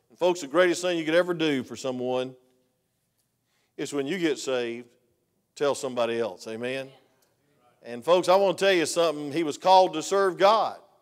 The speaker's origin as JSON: {"language": "English", "region": "Georgia", "country": "United States", "said": "I'm from Georgia"}